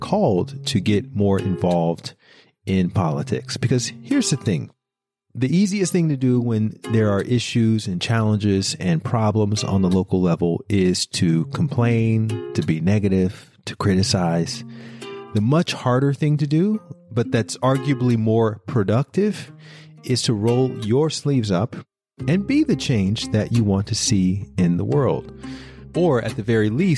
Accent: Montgomery, Alabama, United States; my hometown of Montgomery, Alabama.

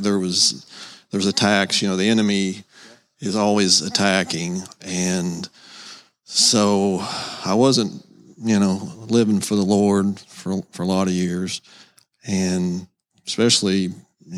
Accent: Seymour, United States; I'm currently living in Seymour. That's where I'm from, basically

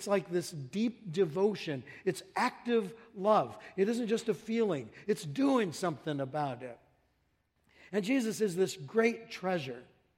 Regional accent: Hayward, Wisconsin, United States; You know, I came from Hayward, Wisconsin, way up in the frozen tundra amongst God's frozen chosen, way up there. And I came down here south

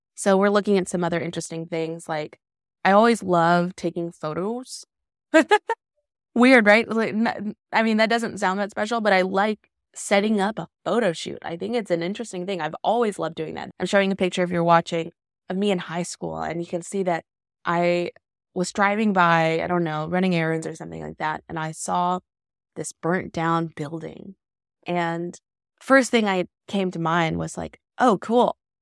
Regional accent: Decatur, Alabama, United States; raised in Decatur, Alabama

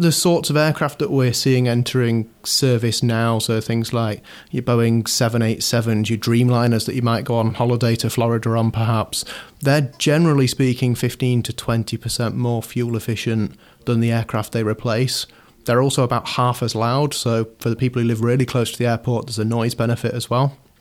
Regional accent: Shropshire, West Midlands, United Kingdom; moved away as an adult; now in Manchester, United Kingdom; I grew up in Shropshire, moved here as many, many thousands of people do each year to come to university

